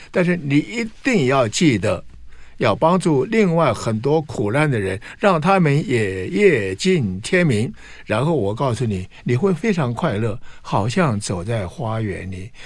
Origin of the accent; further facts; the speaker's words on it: Anhui, China; now in Taiwan; 我出生在安徽嘛，在生下来，我是老大